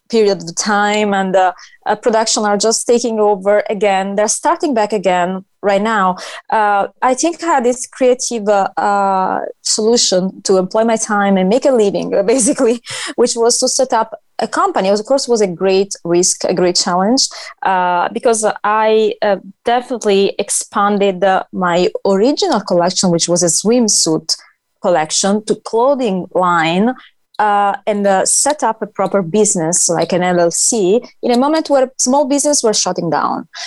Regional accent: Italy; English is a second language; moved away as an adult; now in United States; I'm from Italy.

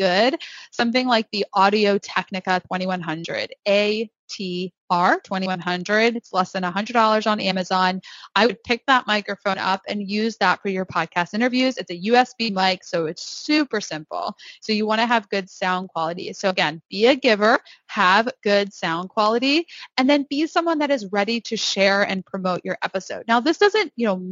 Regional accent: Northeast, United States; I am from the Northeast. I talk very fast

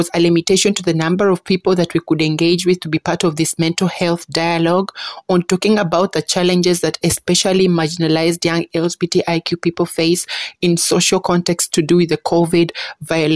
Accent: Uganda; I am from Uganda

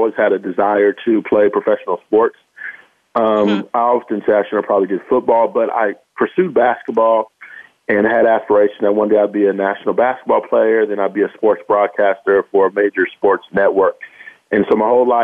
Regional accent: Bay Area, Northern California, United States; moved away as an adult; now in Los Angeles, United States; I actually grew up in Northern California. So I was raised in the Bay Area for the first 18 years

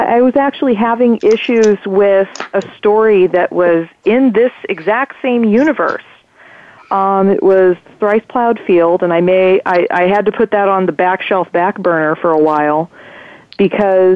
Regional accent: Half Moon Bay, California, United States; the local bookstore in my hometown

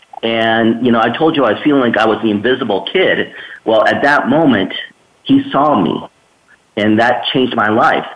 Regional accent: Escondido, California, United States; I grew up in Escondido, San Diego area.

